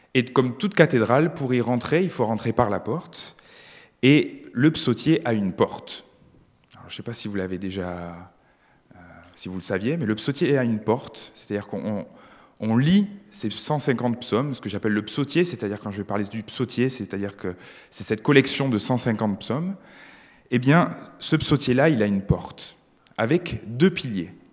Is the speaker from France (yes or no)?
yes; France; moved away as an adult; now in Switzerland; je suis un, immigré euh, français en Suisse